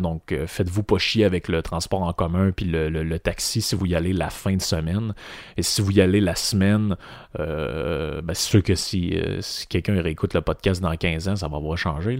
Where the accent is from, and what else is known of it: Quebec, Canada